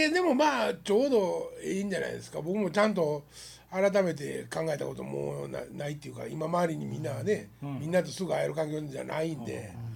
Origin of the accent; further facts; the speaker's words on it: Wakayama, Japan; moved away as an adult; 俺が和歌山帰って